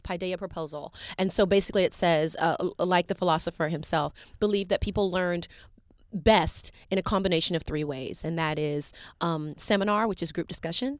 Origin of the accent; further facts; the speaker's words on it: Chattanooga, Tennessee, United States; also born or lived in Macon, Georgia; I'm from Tennessee. I was born in Macon, Georgia, and raised in Chattanooga, Tennessee. I call Chattanooga home.